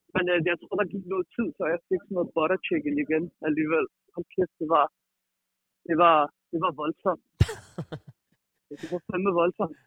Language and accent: Danish; Frederiksberg, Capital Region of Denmark, Denmark; Jeg er fra Frederiksberg i København